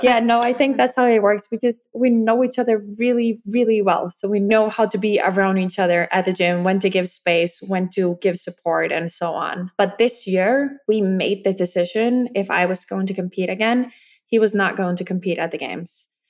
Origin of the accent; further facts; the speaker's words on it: Iceland; I'm from Iceland